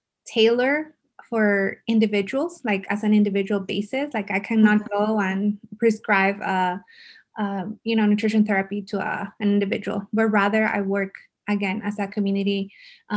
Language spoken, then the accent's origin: English; El Paso, Texas, United States; I'm from El Paso. I love El Paso